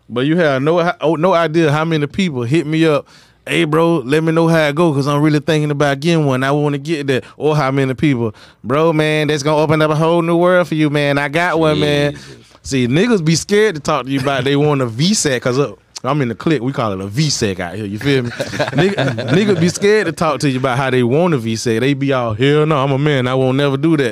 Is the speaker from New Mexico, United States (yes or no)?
no; Belle Glade, Florida, United States; moved away; I'm from Belgrade, Muck City